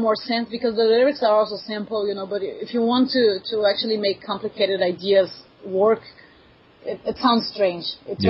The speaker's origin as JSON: {"language": "English", "country": "Brazil", "first_language": "Portuguese", "second_language": "English"}